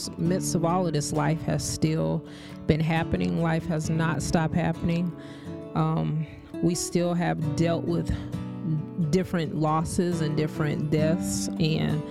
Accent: Kansas, United States; now in Florida, United States; I grew up in Kansas, but I would spend my holidays and summers here in Florida

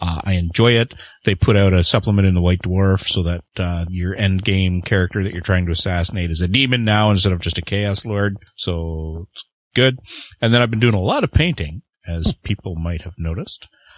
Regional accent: Canada; I am the Canadian.

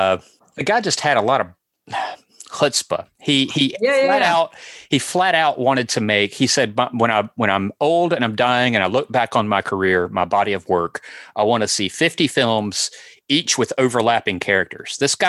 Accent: Mississippi, United States; accent: Mississippi; I've never been more self-conscious of my Mississippi accent.

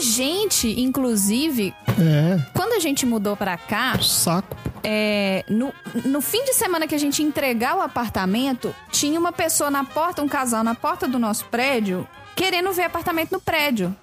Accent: Belo Horizonte, Minas Gerais, Brazil; eu nasci em Belo Horizonte. E aí eu me mudei pra Pará de Minas

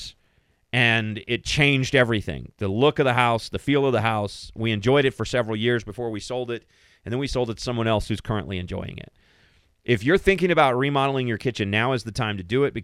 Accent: Kentucky, United States; moved away as an adult; also born or lived in Colorado; now in Denver, United States; I am originally from the state of Kentucky. It is my home state.

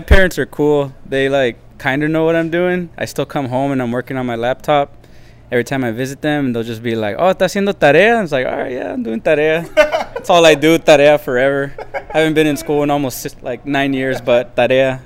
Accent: Coachella, California, United States; I'm from Coachella, and yeah, pretty much born and raised in the desert.

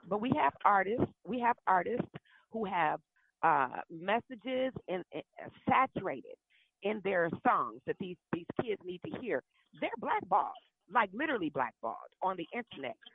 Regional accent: Milwaukee, Wisconsin, United States; now in Dallas, United States; I'm from Milwaukee

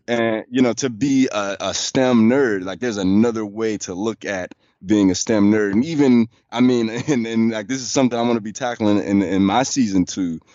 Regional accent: Chicago, Illinois, United States; moved away as an adult; also born or lived in Charlotte; now in Washington, D.C., United States; I moved away from Chicago

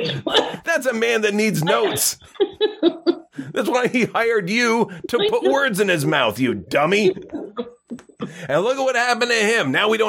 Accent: Gananoque, Ontario, Canada; born or raised there; also born or lived in Kingston / Hinton, Alberta

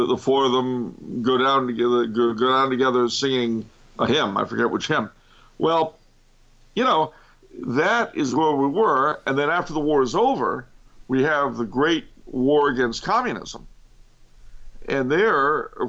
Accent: United States; we Americans have always been had trouble being united if we didn't have a common enemy.

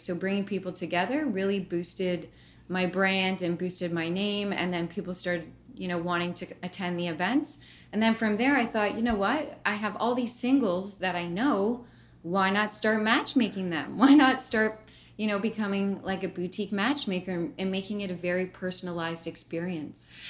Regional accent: Brantford, Ontario, Canada; I grew up in Brantford, Ontario

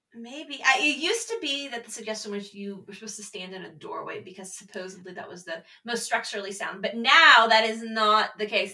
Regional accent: Texas, United States; I grew up in Texas, so we actually had tornado drills

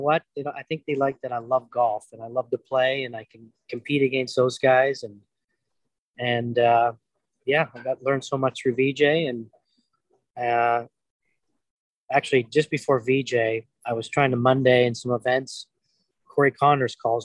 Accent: Moose Jaw, Saskatchewan, Canada; also born or lived in Moss Bank; I was born in Moose Jaw, grew up on, in, you know, a farm about 20 miles out of Moss Bank

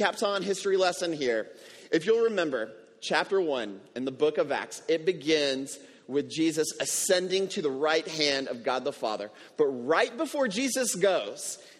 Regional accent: Houston, Texas, United States; now in San Juan, Puerto Rico; I grew up in Houston

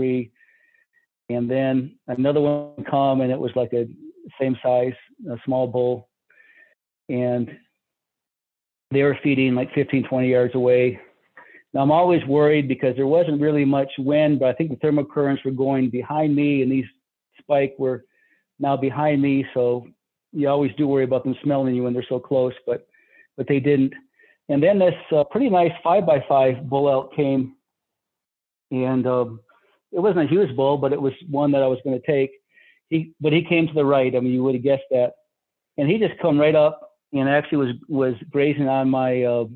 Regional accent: Michigan, United States; moved away; I'm from Michigan originally

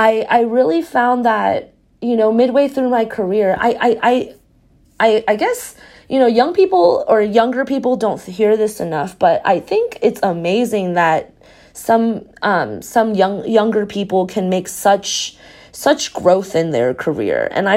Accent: Taiwan; moved away; also born or lived in Texas; So I'm originally from Taiwan and then I moved to Texas.

